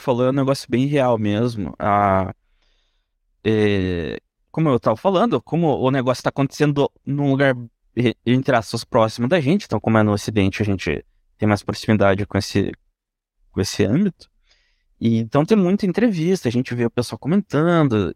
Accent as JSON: {"language": "Portuguese", "country": "Brazil", "said": "como brasileirinho médio aqui"}